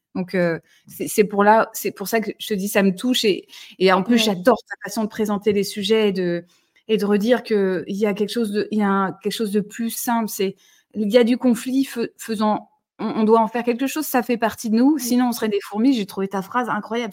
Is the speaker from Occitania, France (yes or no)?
yes; Toulouse, Occitania, France; je suis toulousaine